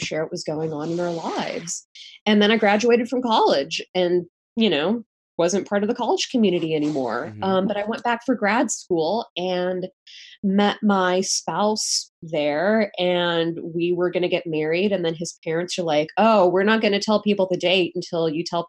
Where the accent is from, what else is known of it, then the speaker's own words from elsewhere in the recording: United States; my brother and I were born and raised in the States